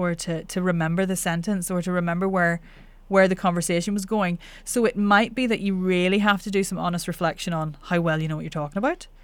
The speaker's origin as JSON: {"language": "English", "region": "Northern Ireland", "country": "United Kingdom", "accent": "Northern Irish", "said": "I'm Northern Irish"}